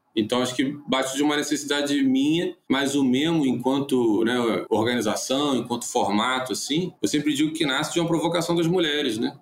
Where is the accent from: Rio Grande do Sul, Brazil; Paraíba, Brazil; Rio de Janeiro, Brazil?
Rio de Janeiro, Brazil; Niterói; also born or lived in São Paulo; now in Rio de Janeiro, Brazil; sou de Niterói, mas hoje moro na zona sul do Rio, já morei em São Paulo